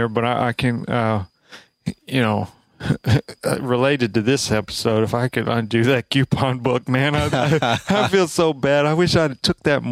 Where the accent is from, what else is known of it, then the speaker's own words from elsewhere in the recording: Alabama, United States; we're both from Alabama